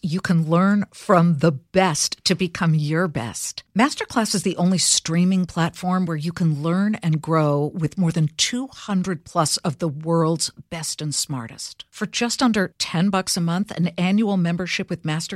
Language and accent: English; Los Angeles, California, United States; moved away; also born or lived in Cleveland, Ohio / Columbus, Ohio; I'm from L.A.